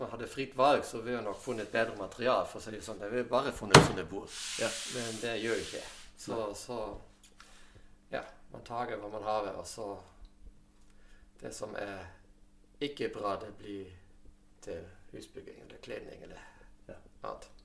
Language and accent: Norwegian; Germany; now in Rognan, Norway; Og jeg kom jo hit fra Tyskland og har hørt om en båtbyggerskole som var på Rognan.